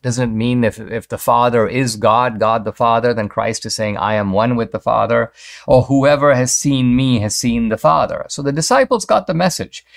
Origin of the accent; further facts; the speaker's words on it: Mumbai, Maharashtra, India; moved away; I grew up in Bombay, uh, now called Mumbai